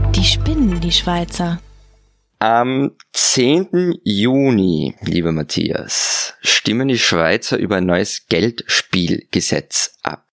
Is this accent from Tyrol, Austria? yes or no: yes; Innsbruck, Tyrol, Austria; moved away as an adult; now in Vienna, Austria; Ich komme aus Innsbruck